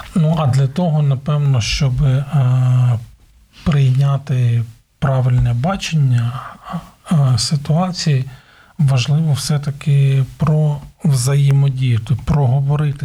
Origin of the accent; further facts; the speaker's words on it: Ukraine; У нас в Україні кажуть